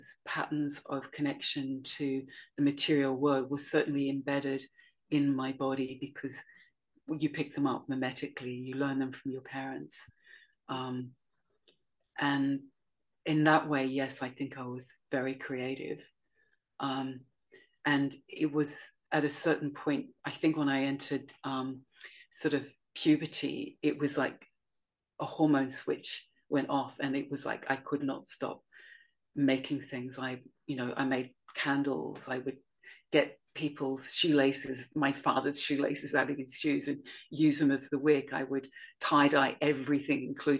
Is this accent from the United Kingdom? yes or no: no; Sydney, New South Wales, Australia; when I was about, I think, four, we moved down from the North Coast to Sydney. And that's when my parents got a grocery store in the suburbs of Sydney